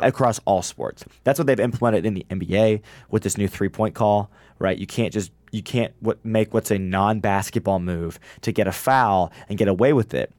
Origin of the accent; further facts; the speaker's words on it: Illinois, United States; I'm from Illinois